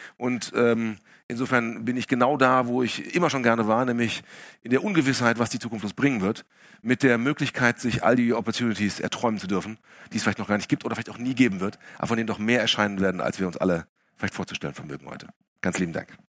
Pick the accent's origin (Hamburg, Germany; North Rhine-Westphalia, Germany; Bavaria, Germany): North Rhine-Westphalia, Germany; Essen; ich bin in Essen aufgewachsen